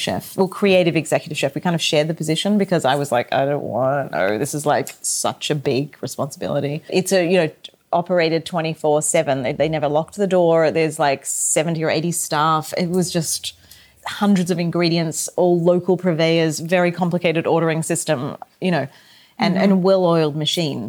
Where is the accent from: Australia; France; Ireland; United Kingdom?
Australia; moved away; growing up in Australia, cooking the way I did with my family and my mother at home